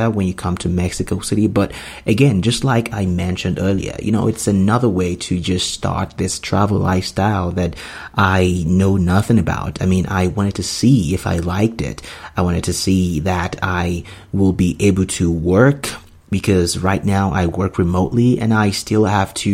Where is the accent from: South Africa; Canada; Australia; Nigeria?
Nigeria; moved away as an adult; also born or lived in United States; I grew up in Nigeria. I was born in Nigeria, moved to United States when I was 22.